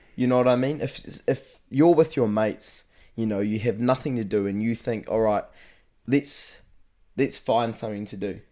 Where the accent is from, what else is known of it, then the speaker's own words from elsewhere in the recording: Rangiotu, Manawatū-Whanganui, New Zealand; I live out in Rongatea, which is um, small, small rural settlement out in, um, the Manawatu